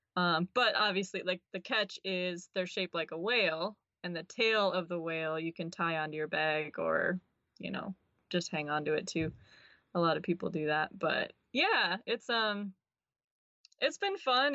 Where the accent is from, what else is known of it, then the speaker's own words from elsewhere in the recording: River Falls, Wisconsin, United States; moved away; I'm from River Falls, Wisconsin. It's a pretty small town